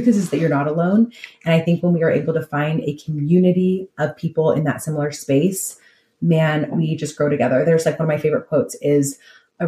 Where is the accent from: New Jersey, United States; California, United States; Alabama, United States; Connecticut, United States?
California, United States; I'm from California